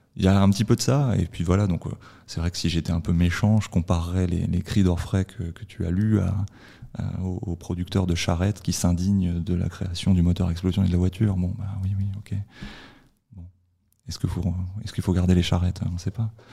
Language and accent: French; France; je suis français